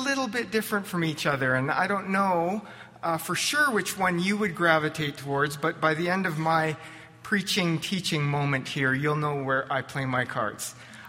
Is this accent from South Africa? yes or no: no; Lethbridge, Alberta, Canada; also born or lived in California; I was born and raised in Canadian Baptist land, First Baptist Lethbridge, carried to church in the womb